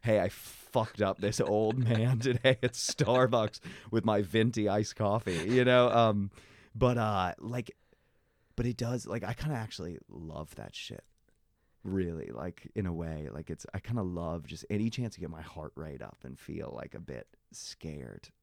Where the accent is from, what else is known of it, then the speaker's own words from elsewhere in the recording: United States; moved away as an adult; now in Ireland; I'm American